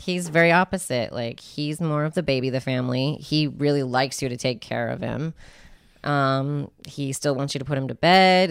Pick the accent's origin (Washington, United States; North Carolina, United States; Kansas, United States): Washington, United States; Spokane; I grew up in Spokane